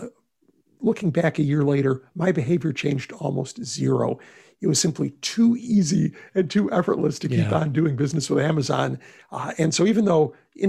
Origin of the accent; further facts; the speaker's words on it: Texas, United States; my home state of Texas